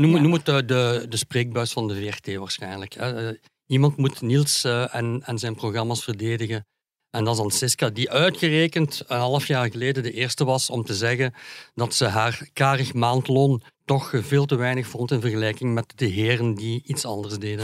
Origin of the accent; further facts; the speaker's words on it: Hasselt, Flanders, Belgium; Ik ben van Hasselt